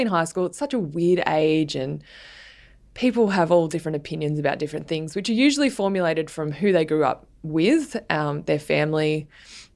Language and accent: English; Sydney, New South Wales, Australia; also born or lived in New York; I grew up in southern Sydney in the suburbs of the Sutherland Shire.